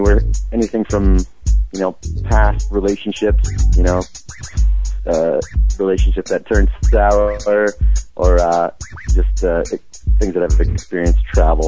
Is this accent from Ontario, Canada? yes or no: yes; St. Catharines, Ontario, Canada; I'm from St. Catharines, Ontario, Canada, and I'm 26.